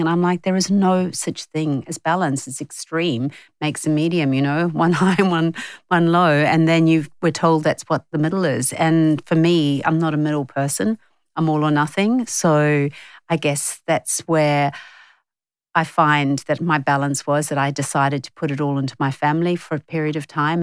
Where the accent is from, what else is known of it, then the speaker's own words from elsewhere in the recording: New Zealand; now in Australia; growing up in New Zealand